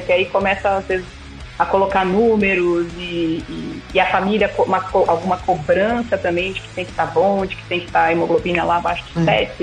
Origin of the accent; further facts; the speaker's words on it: Barueri, São Paulo, Brazil; Eu sou de São Paulo, de Barueri